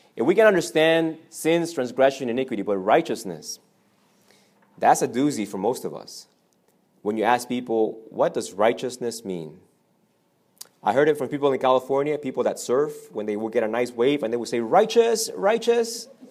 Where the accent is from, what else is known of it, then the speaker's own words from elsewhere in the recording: Argentina; I'm from Argentina.